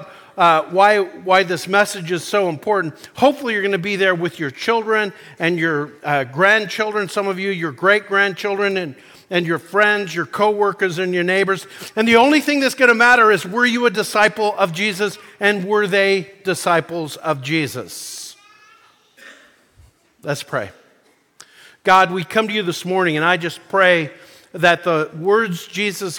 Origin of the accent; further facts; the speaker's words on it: Calgary, Alberta, Canada; moved away as an adult; also born or lived in Nashville, Tennessee; I grew up in Calgary, Alberta, Canada.